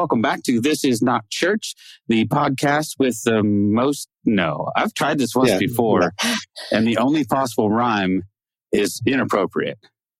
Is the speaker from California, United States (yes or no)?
yes; Eureka, California, United States; moved away; John and I grew up in Eureka, which is not too far from, I mean, a few miles down the road.